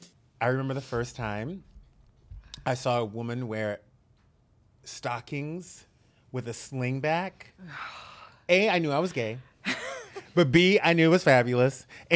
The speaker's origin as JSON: {"language": "English", "region": "the South", "country": "United States", "tie": "born or raised there", "said": "I grew up in the South."}